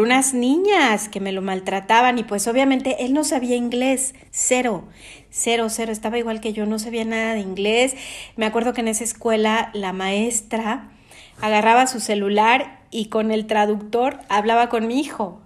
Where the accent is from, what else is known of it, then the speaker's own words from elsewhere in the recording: Mexico City, Mexico; moved away as an adult; nosotros somos de la Ciudad de México, pero vivimos fuera de nuestro país